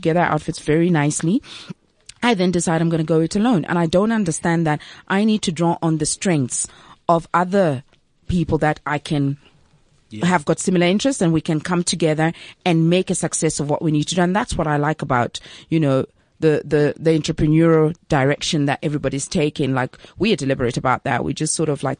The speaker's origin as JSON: {"language": "English", "country": "Zambia", "moved": "yes", "lives_now": "South Africa", "said": "I'm originally from Zambia"}